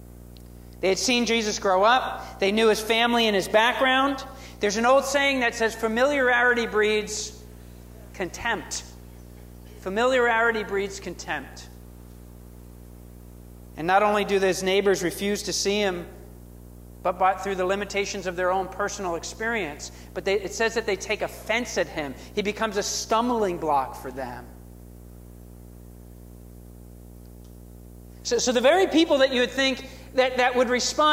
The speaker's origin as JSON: {"language": "English", "region": "New Jersey", "country": "United States", "tie": "born or raised there", "moved": "yes", "said": "So when I go back to my hometown in New Jersey, there's still a few people that watch me grow up"}